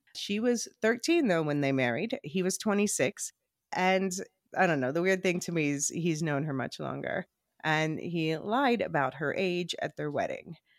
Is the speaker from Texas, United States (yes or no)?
no; Philadelphia, Pennsylvania, United States; we grew up in Philadelphia